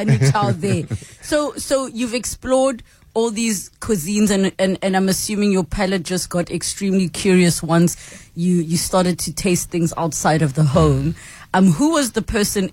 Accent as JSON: {"language": "English", "country": "South Africa", "said": "as South Africans"}